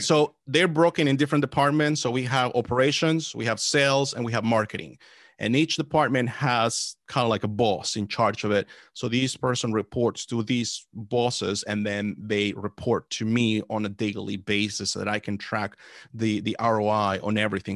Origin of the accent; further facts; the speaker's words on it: El Salvador; now in Washington, D.C. area, United States; I was born in El Salvador. Uh, that's where I was born. Came to the States back in two thousand